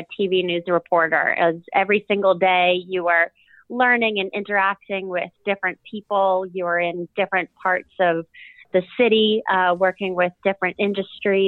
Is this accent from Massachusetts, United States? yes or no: yes; Boston, Massachusetts, United States; now in New Orleans, United States; I grew up in Boston, Massachusetts with my sister